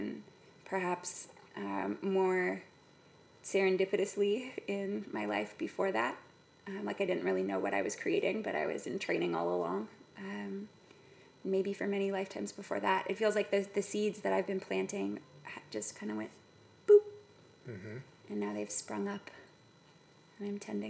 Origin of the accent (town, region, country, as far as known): San Ramon, California, United States; born or raised there; also born or lived in San Francisco, California / Mill Valley, California